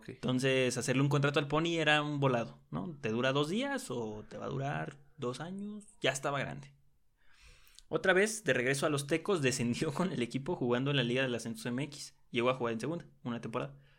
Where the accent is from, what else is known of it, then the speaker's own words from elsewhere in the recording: Mexico; como mexicanos